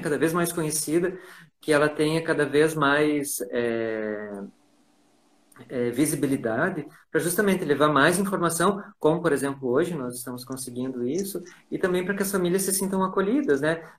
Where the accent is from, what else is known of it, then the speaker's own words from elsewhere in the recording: Ijuí, Rio Grande do Sul, Brazil; Eu sou do Sul